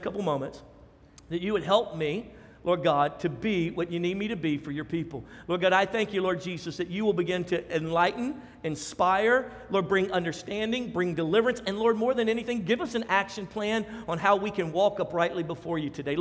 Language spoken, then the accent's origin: English; Louisiana, United States; We're from Louisiana